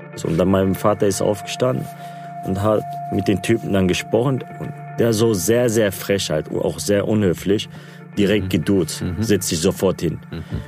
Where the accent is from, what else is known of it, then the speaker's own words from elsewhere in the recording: Gelsenkirchen, North Rhine-Westphalia, Germany; first language Turkish; German is a second language; ich hier geboren und aufgewachsen bin in Gelsenkirchen. Ich lebe noch hier